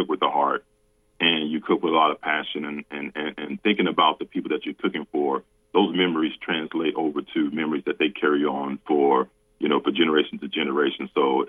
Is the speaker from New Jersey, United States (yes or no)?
no; Central Florida, United States; we grew up in Central Florida